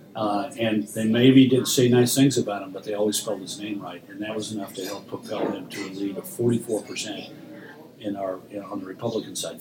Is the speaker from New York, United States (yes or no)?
no; Texas, United States; I come from Texas, which is a deep red state